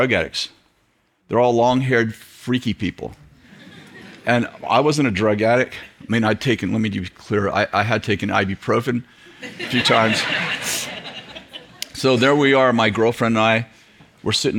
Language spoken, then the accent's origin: English; Weaverville, California, United States; I'm from Weaverville